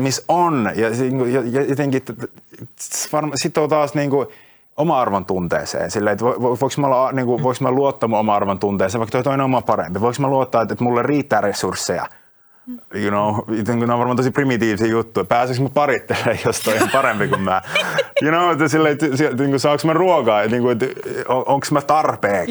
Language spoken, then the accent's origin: Finnish; Finland